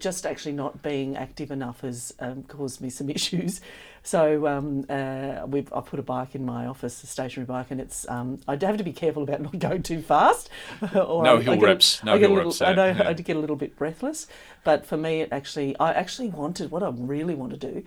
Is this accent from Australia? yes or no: yes; Shepparton, Victoria, Australia; the opportunity to grow up in country Victoria in Shepparton